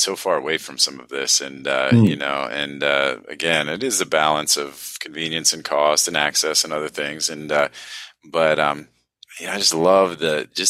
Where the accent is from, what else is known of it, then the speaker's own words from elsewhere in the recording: United States; growing up in the United States